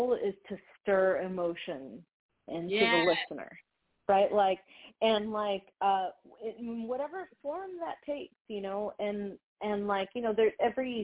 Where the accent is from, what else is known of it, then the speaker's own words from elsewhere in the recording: Dominican Republic; moved away; also born or lived in United States; I got to live and, you know, grow up in DR. So while I was born in the United States